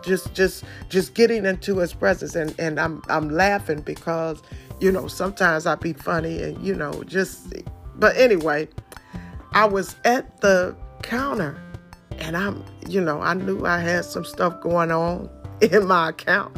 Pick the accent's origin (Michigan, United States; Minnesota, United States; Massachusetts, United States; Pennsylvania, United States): Michigan, United States; Detroit; I come straight from Detroit